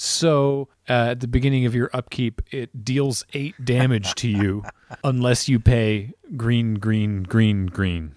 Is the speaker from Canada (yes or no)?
yes; Canada; I'm from Canada